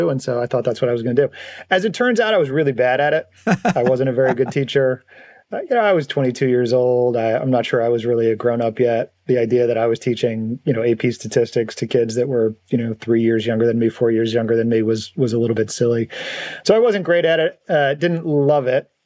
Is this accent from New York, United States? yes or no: no; North Alabama, United States; moved away as an adult; also born or lived in North Carolina; I grew up in North Alabama.